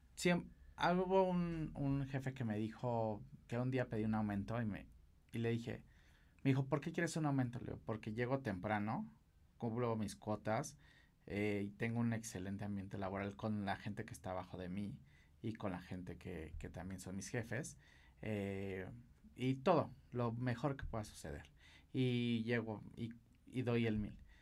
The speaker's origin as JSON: {"language": "Spanish", "country": "Mexico", "said": "los mejores maquilladores eh, somos los mexicanos"}